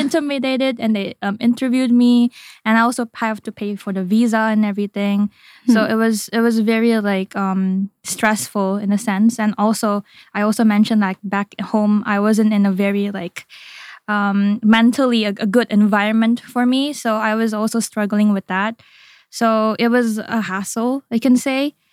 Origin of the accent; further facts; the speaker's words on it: Indonesia; moved away as an adult; now in Japan; I was born and raised in Indonesia